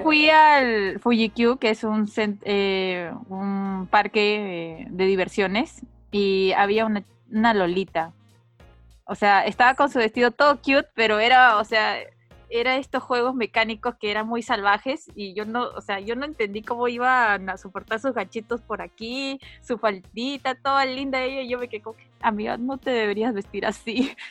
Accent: Peru; now in Japan; en mi país, en, en Perú

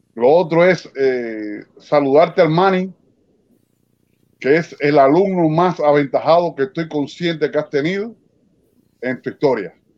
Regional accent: Isla de la Juventud, Cuba; Soy cubano de la Isla de la Juventud

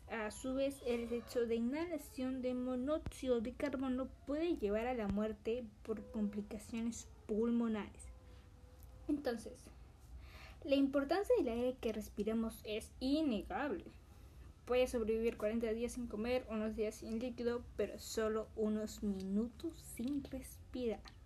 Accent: Peru; mi país, que es Perú

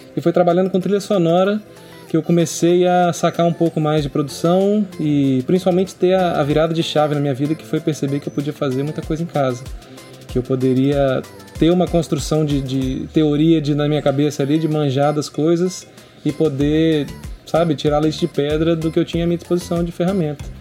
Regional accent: Linhares, Espírito Santo, Brazil; sou cria de Linhares, eu cresci em Pontal do Piranga, na praia.

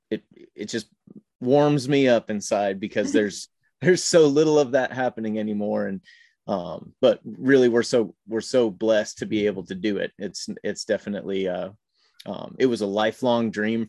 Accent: Northern California, United States; also born or lived in Northern Illinois; I'm from Northern California, from Northern Illinois, kind of moved around as a kid a little bit, and grew up in Northern California in a farm town

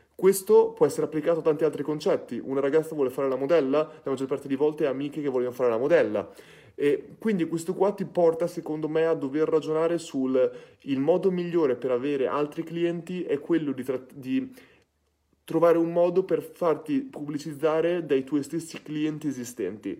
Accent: Ferrara, Emilia-Romagna, Italy; sono di Ferrara

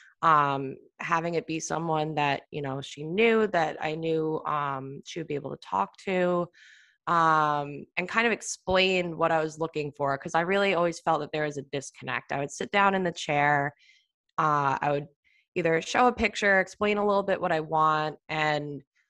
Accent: Long Island, New York, United States; now in New York City, United States; I'm from Long Island. I moved into the city

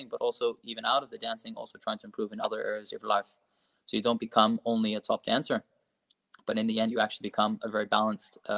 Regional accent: Australia; so yeah, so, so, I'm Australian.

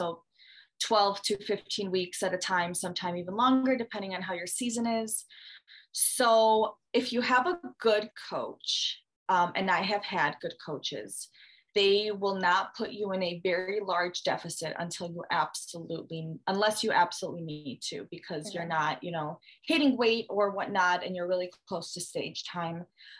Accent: Michigan, United States; also born or lived in Russia; So I'm from Michigan. Not originally born here, moved here from Russia when I was younger. So not an American, I am an American citizen, not an American, but consider myself American enough.

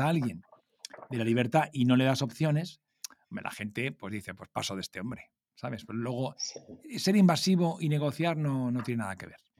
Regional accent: Alicante, Valencian Community, Spain; como yo soy de Alicante

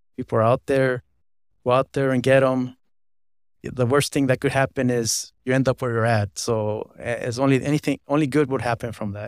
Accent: Los Angeles, California, United States; I was born in Los Angeles, California

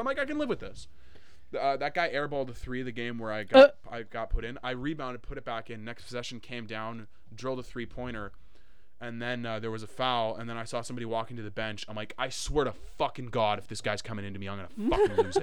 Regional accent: Winnipeg, Manitoba, Canada; I was from Winnipeg

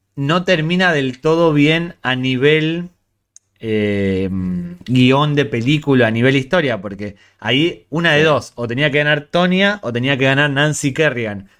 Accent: Ourense, Galicia, Spain; Soy de Ourense

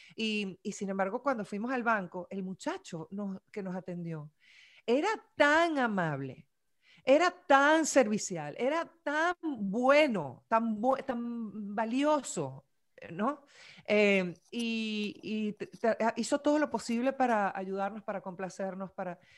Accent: Venezuela; moved away; also born or lived in Miami; me siento venezolana

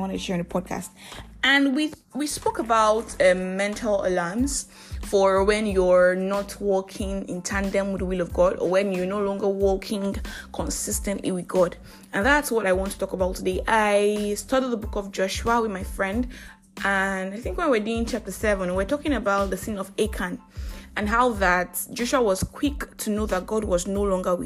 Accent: Nigeria; I am that Nigerian Christian Talkaholic

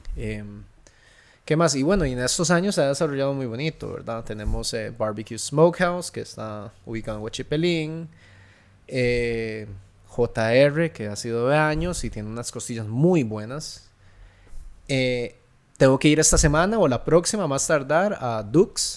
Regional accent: Santa Ana, San José, Costa Rica; yo crecí en Santana

